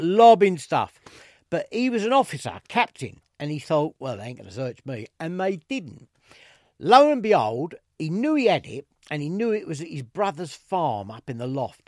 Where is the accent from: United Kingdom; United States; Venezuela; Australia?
United Kingdom; London; accent: East End; as you can probably tell from my accent, I'm a proper East Ender. I was born in the East End